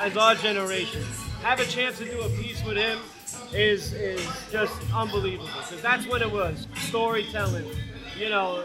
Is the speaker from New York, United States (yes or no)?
yes; Brentwood, New York, United States; now in West Babylon, United States; I'm from Brentwood, Long Island. And now I live in West Babylon, Long Island